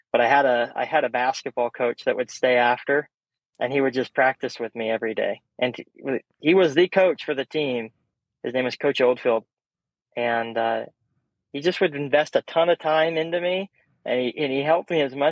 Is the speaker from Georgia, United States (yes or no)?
no; Colorado, United States; Growing up in Colorado